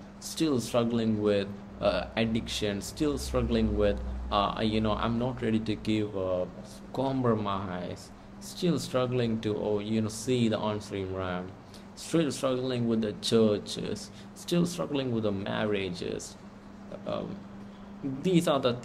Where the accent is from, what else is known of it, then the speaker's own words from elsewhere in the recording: India; I'm from India